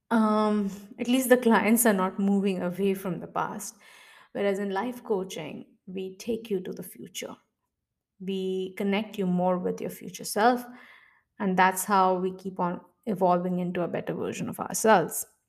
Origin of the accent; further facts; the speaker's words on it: Mumbai, Maharashtra, India; I'm originally from India. Uh, I was born and brought up in Mumbai.